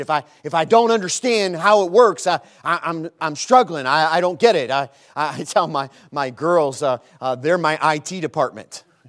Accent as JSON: {"language": "English", "town": "Chicago", "region": "Illinois", "country": "United States", "moved": "as an adult", "lives_now": "Lattimore, United States", "said": "We're from Chicago"}